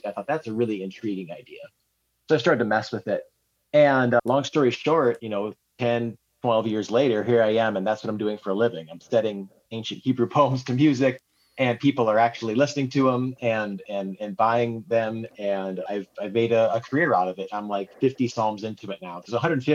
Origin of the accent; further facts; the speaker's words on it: South Dakota, United States; moved away as an adult; also born or lived in Nashville; I moved back to South Dakota from Nashville, you know, you kind of move back to your home area